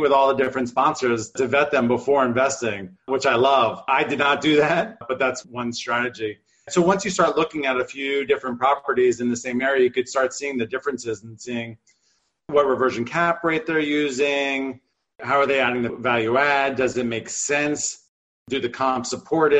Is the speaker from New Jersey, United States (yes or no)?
yes; New Jersey, United States; now in Los Angeles, United States; I was shoveling driveways and auto detailing growing up in New Jersey.